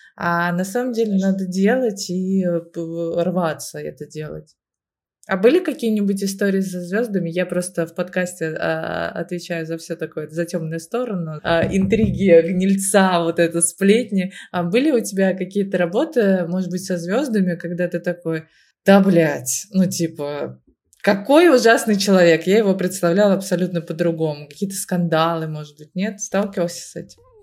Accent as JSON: {"language": "Russian", "region": "Moscow", "country": "Russia", "tie": "born or raised there", "said": "я родилась в Москве, всю жизнь живу в Москве"}